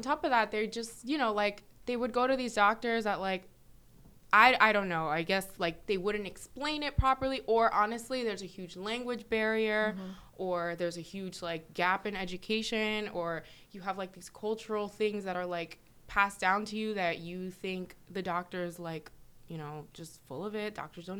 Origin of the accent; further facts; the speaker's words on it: New York, United States; born there; I was born in New York, and I'm a first generation.